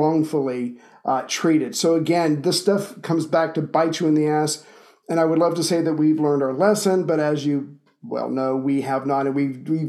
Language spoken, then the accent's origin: English; United States; I'm an American